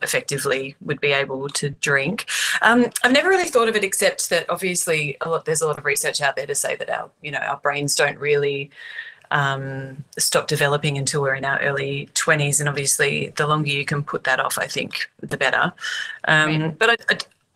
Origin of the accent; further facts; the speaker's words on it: Australia; I'm Australian